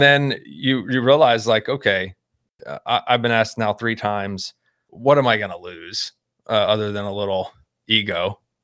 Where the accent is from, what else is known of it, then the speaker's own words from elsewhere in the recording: Houston, Texas, United States; moved away as an adult; also born or lived in Baltimore, Maryland; now in Midwest, United States; I grew up in Houston, suburb, though, not Ranch Hand Cowboy